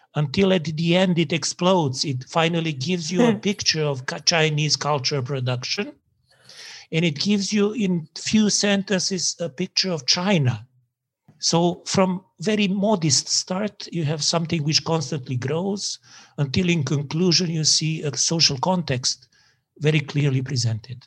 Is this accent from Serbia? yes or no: yes; Serbia; moved away as an adult; also born or lived in Prague / England; But when I was in England, I realized how much Serbian I am